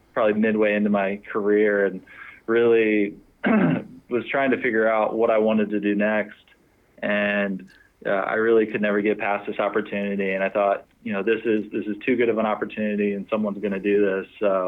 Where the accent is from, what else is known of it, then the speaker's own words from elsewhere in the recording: Fort Worth, Texas, United States; I grew up in Fort Worth, Texas.